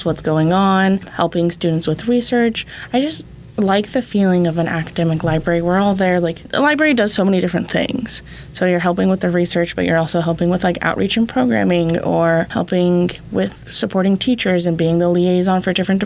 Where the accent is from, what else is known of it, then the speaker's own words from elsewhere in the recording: St. George, Utah, United States; also born or lived in Logan, Utah; So I was raised in St. George, southern Utah, and went all the way up north to the cold.